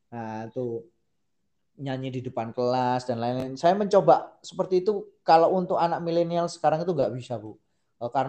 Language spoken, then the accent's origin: Indonesian; Sumatra, Indonesia; aja pak lah wong saya orang Sumatera gimana